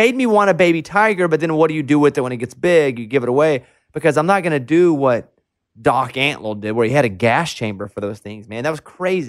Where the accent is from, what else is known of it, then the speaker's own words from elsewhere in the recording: Arkansas, United States; where I grew up to in Arkansas.